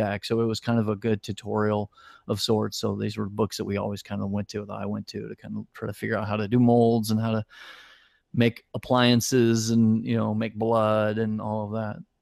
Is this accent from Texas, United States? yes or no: no; Indianapolis, Indiana, United States; moved away as an adult; also born or lived in Ohio / Florida; now in Los Angeles, United States; I originally grew up in Indianapolis, Indiana.